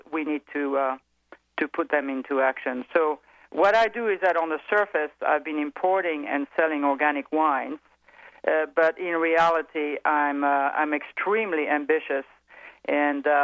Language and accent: English; France; accent: French; English is a second language; moved away; I'm evidently French. I think everybody has picked that up from my accent.